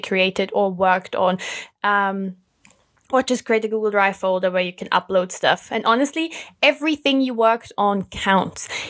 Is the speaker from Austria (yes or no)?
yes; Austria; moved away as an adult; now in United Kingdom; I'm originally from Austria